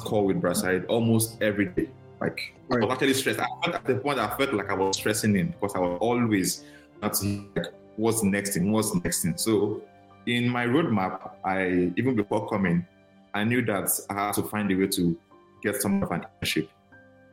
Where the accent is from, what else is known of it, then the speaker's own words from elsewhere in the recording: Nigeria; moved away as an adult; now in United States; I'm very Nigerian. I'm very Nigerian.